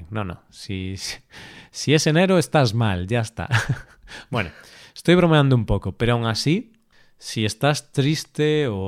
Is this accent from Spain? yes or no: yes; Spain; first language Spanish; somos españoles, somos profesores de español